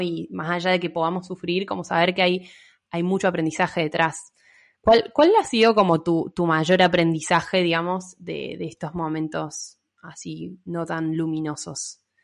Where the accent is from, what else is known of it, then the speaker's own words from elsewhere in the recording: Mendoza, Argentina; now in Córdoba, Argentina; soy de Mendoza, pero vivo en Córdoba